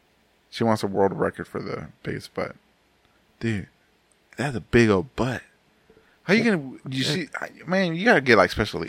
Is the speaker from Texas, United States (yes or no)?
yes; Texas, United States; I'm from Texas